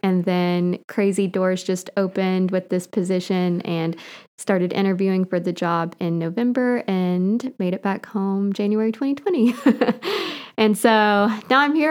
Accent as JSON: {"language": "English", "town": "Catlettsburg", "region": "Kentucky", "country": "United States", "tie": "born or raised there", "also_born_or_lived": "Cleveland, Tennessee / Chattanooga, Tennessee / Nashville, Tennessee", "moved": "as an adult", "said": "I grew up here in Boyd County. A Catlettsburg kid"}